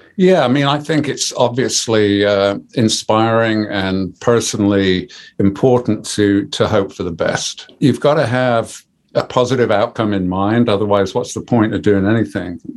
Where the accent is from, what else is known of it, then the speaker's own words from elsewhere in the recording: Birmingham, West Midlands, United Kingdom; moved away; also born or lived in Coventry / Sheffield; I'm a Brummie.